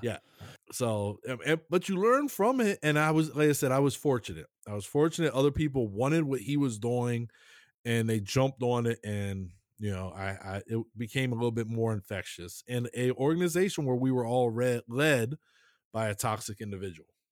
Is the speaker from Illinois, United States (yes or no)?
no; Maryland, United States; I'm from Maryland.